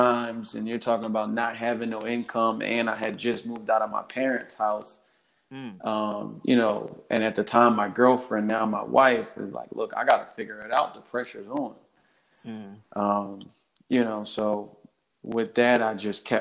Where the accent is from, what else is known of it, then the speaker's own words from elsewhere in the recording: Philadelphia, Pennsylvania, United States; I'm born and raised in Philadelphia, Delaware County, West Catholic graduate.